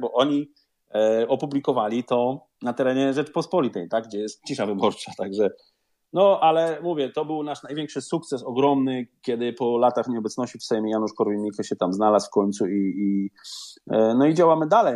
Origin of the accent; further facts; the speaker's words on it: Szczecin, West Pomeranian Voivodeship, Poland; moved away as an adult; now in London, United Kingdom; ja jestem ze Szczecina